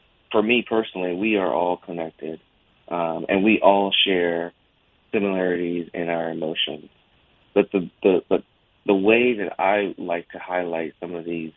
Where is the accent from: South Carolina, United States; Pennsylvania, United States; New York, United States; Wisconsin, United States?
South Carolina, United States; Georgetown; moved away; So I'm originally from Georgetown, South Carolina. So a small town, right, maybe like an hour and a half from Charleston, South Carolina.